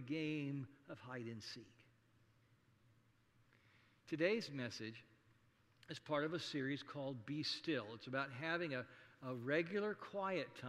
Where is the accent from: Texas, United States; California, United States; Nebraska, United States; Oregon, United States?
Nebraska, United States; Saunders County; when I was growing up in District 3, Saunders County Country School